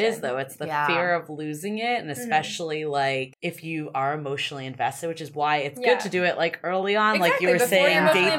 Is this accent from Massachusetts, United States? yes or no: yes; Boston, Massachusetts, United States; because I'm from Boston also.